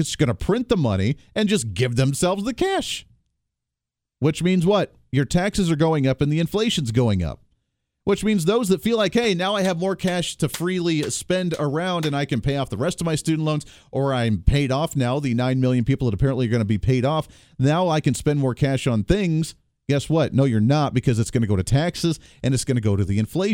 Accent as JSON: {"language": "English", "region": "Ohio", "country": "United States", "tie": "born or raised there", "moved": "yes", "lives_now": "Kansas, United States", "said": "Ohio State University, where I grew up in Ohio"}